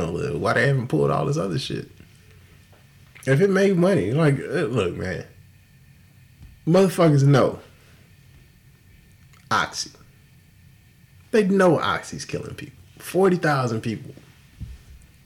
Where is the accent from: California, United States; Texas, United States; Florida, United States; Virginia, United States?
Texas, United States; Houston; I'm from Houston. I grew up in the era of screw music